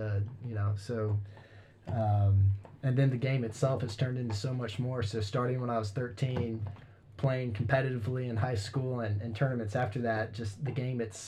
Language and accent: English; Jefferson City, Missouri, United States; moved away as an adult; now in Columbia, United States; Brennen and I we're teammates in high school. We're from Jefferson City, and we currently live in Columbia, Missouri.